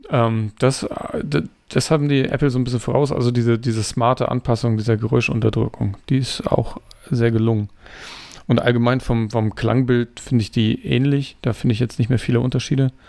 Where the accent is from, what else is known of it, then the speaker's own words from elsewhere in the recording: Denmark; German is a second language; Ich weiß nicht, ich komme aus Dänemark.